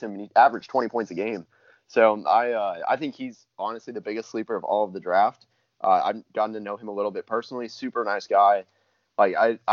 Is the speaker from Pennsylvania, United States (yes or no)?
no; Plano, Texas, United States; Plano, actually, my hometown.